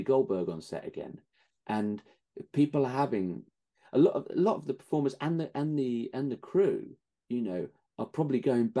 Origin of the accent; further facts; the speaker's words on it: United Kingdom; accent: British; being British on set and having the accent